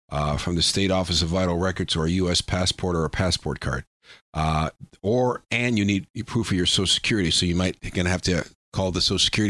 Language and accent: English; Chicago, Illinois, United States; moved away as an adult; also born or lived in Minnesota / New York; now in Erie, United States; I was born in Chicago, lived in the South City, South Suburbs, downtown, then the Northwest Suburbs, went to college in Minnesota